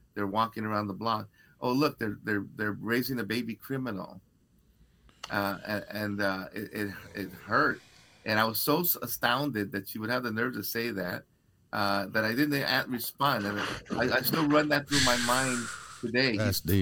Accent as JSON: {"language": "English", "town": "Los Angeles", "region": "California", "country": "United States", "tie": "born or raised there", "said": "I grew up in East LA, and the gang house was in the corner"}